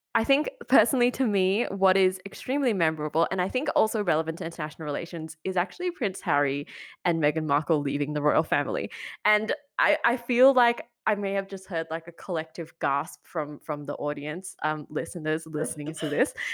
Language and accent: English; Malaysia; I come from Malaysia too